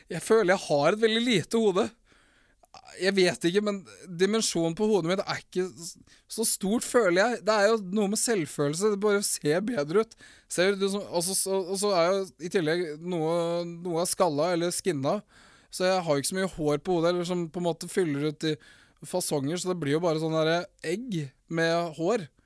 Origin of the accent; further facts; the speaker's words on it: Morocco; Men ja, jeg er fra Marokko. Ikke fra Mexico. Jeg er halvt samisk og halvt fra Marokko.